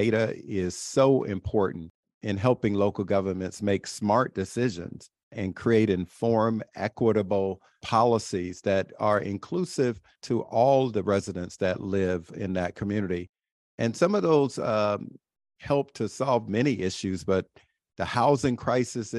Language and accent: English; South Bay, Florida, United States; moved away as an adult; also born or lived in Barcelona, Spain; I went back home to my hometown, South Bay, Florida